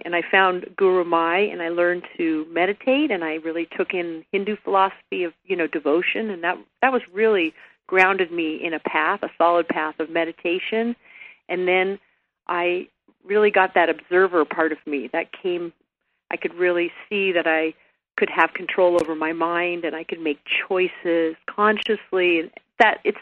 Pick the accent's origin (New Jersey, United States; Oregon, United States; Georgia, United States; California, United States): California, United States; La Jolla; now in Santa Barbara, United States; I grew up in La Jolla, California. I was a beach girl.